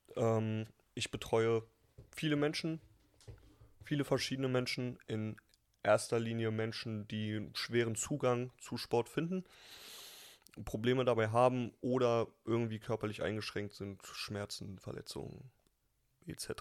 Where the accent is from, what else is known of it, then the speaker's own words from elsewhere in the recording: Berlin, Germany; Ey, ich bin Berliner